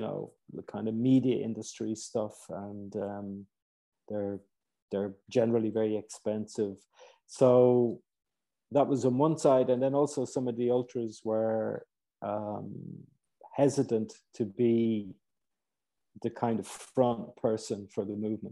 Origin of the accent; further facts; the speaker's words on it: Ireland; moved away; also born or lived in Cairo, Egypt; I'm originally Irish